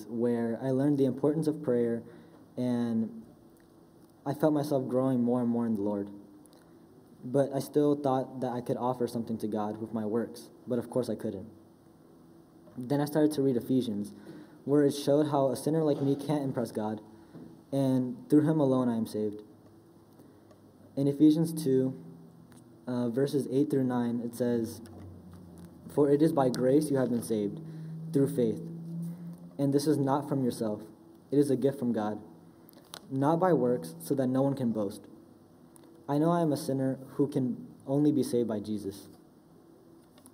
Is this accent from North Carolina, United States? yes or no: yes; Charlotte, North Carolina, United States; I was born in Charlotte, North Carolina, and I've lived there ever since